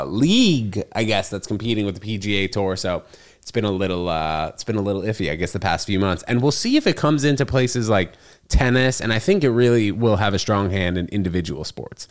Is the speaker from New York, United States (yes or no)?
yes; New York City, New York, United States; I grew up in the city.